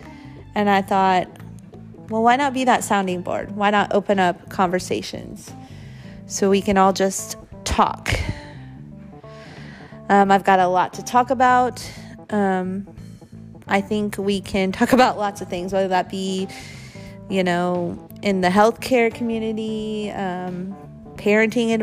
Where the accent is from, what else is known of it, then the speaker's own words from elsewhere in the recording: Midwest, United States; I was born and raised in the Midwest